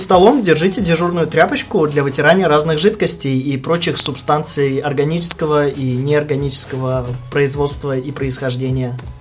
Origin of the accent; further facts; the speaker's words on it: Belarus; now in Russia; Я белорус